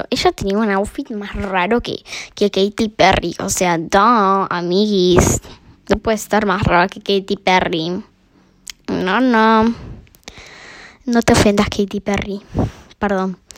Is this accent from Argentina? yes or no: no; Uruguay; que a mí nunca me pasó porque, bueno, soy uruguaya.